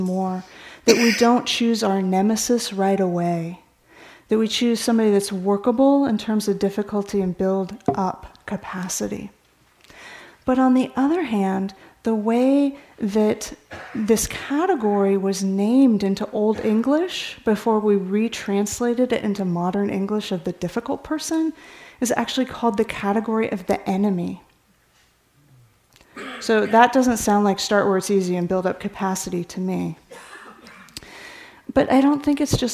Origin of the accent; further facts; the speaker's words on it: California, United States; I grew up in California